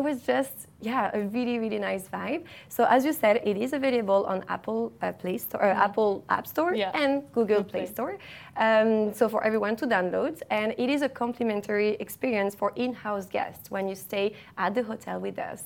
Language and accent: English; Paris, Île-de-France, France; moved away as an adult; now in Dubai, United Arab Emirates; I studied art market management in Paris, in my hometown